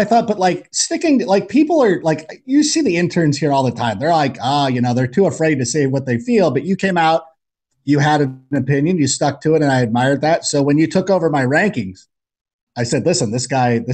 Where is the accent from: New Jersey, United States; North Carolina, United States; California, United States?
California, United States; Southern; I grew up in Southern California